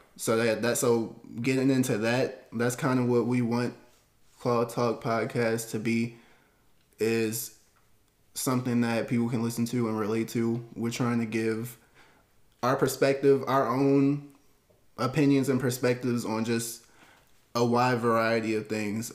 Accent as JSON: {"language": "English", "area": "Baltimore County", "region": "Maryland", "country": "United States", "tie": "born or raised there", "also_born_or_lived": "North Carolina", "said": "I've been in Maryland since I was five years old. Born in North Carolina, moved here, Baltimore County."}